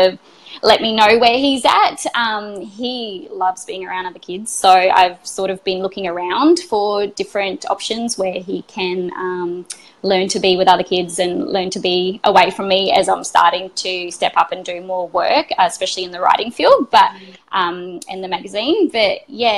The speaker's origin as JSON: {"language": "English", "town": "Adelaide", "region": "South Australia", "country": "Australia", "tie": "born or raised there", "also_born_or_lived": "Brisbane", "moved": "as an adult", "said": "I moved from Adelaide, where I first grew up and where I was doing that work, and moved to Brisbane"}